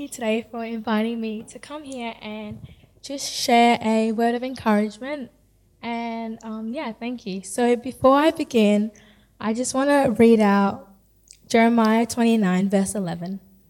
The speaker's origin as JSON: {"language": "English", "country": "South Sudan", "also_born_or_lived": "Kakuma, Kenya", "lives_now": "Australia", "said": "So I am from South Sudan, but I was born in Kakuma in 2003."}